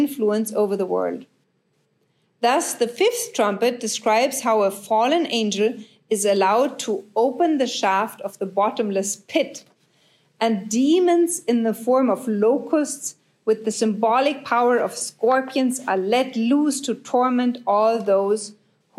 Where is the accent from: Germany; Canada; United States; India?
Germany; I'm from Germany